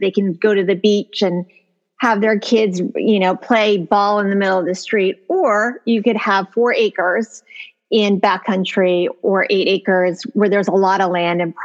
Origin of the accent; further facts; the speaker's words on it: New Jersey, United States; also born or lived in New York; now in Greenwich, United States; I'm from Jersey